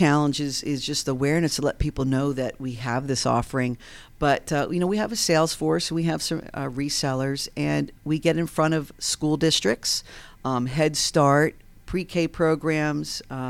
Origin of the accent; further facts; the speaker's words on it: Long Island, New York, United States; born there; So anyway, yeah, I was born in Long Island, New York. Bertucci's my maiden name, so the Italians pretty much dominated, you know, our household.